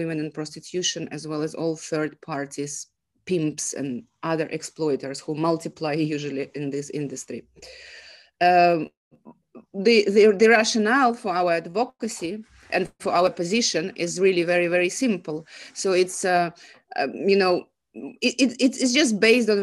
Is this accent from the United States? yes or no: no; Saint Petersburg, Russia; moved away; I'm from Russia. I'm a migrant woman